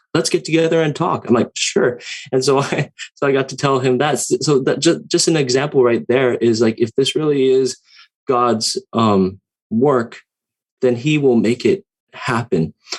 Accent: Santa Ana, California, United States; moved away; also born or lived in Hawaii; growing up um, in uh, Orange and Santa Ana, California

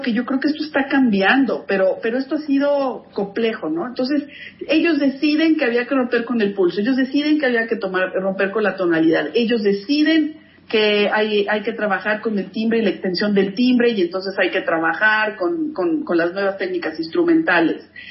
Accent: Mexico; yo la verdad es que crecí en México, comí tortilla, como chile

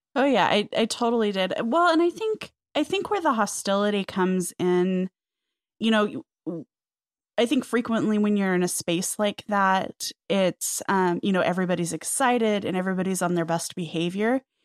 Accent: the West, United States; I grew up in the West

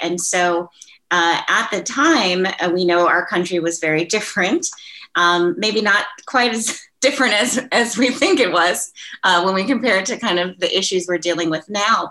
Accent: Minnesota, United States; moved away as an adult; I'm a Midwesterner too, so I grew up in in, in Minnesota

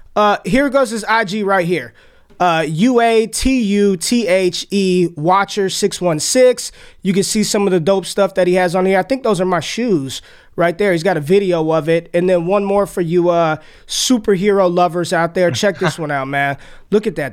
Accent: Las Vegas, Nevada, United States; I grew up in Vegas, lived there

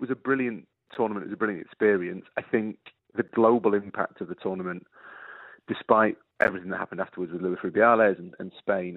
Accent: Yorkshire and the Humber, United Kingdom; an Englishman, Dan, and a Yorkshireman

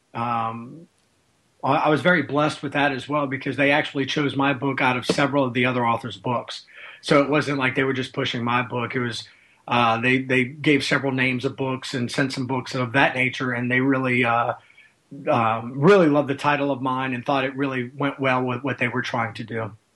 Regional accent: Louisiana, United States; I grew up here with in Louisiana

